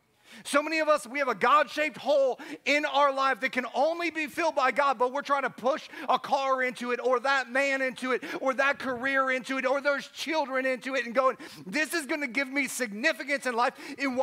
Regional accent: Chicago, Illinois, United States; I was like, dude, I'm from Chicago. I only spent 2 years in those places, but I've been spending 20 years trying to get them out of me.

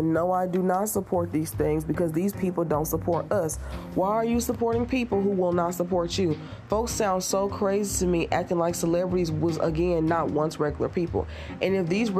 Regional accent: Tennessee, United States; I'm from Tennessee.

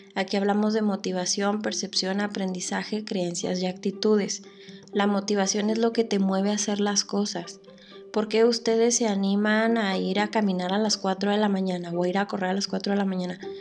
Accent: Mexico; lo que más nos distingue a nosotros como mexicanos

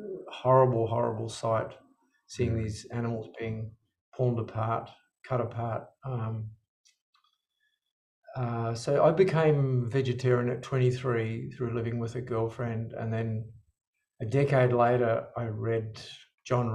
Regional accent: South Island, New Zealand; I grew up in New Zealand

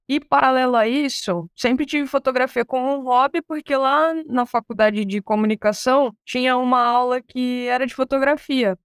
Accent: Angra dos Reis, Rio de Janeiro, Brazil; moved away; Quando a gente morava lá em Angra dos Reis, pra quem não sabe, eu sou carioca. Sou angrense, na verdade. Sou angrense, nasci em Angra dos Reis

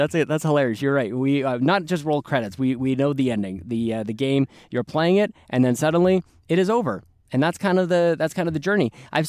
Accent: Canada; we make no apologies for being Canadian

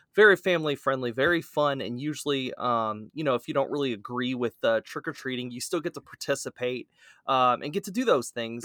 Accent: South Louisiana, United States; accent: Cajun; that's my Cajun coming out, I'm from South Louisiana after all

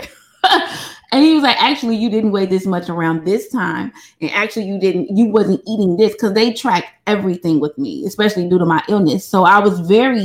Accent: Chicago, Illinois, United States; I'm from Chicago

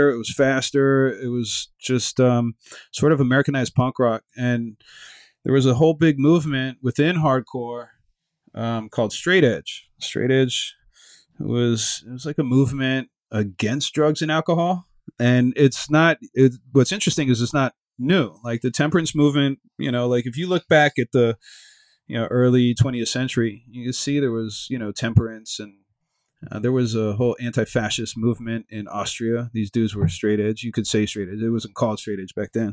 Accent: Miami, Florida, United States; I grew up in Miami, which is a multicultural city

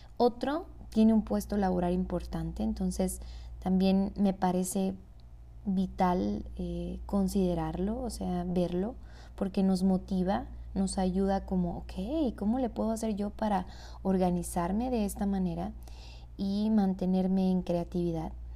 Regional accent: Hermosillo, Sonora, Mexico; yo soy de Hermosillo, Sonora

